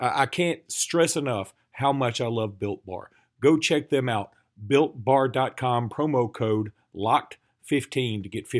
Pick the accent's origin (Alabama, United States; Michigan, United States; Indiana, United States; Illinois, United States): Alabama, United States; We're from Alabama.